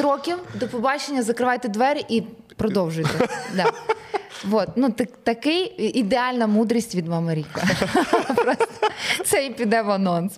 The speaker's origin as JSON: {"language": "Ukrainian", "country": "Ukraine", "said": "ми з України, ми артисти"}